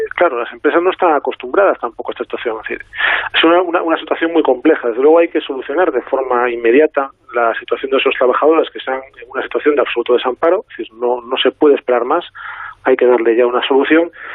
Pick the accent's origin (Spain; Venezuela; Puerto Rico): Spain; Galicia; aquí voy a contestar como gallego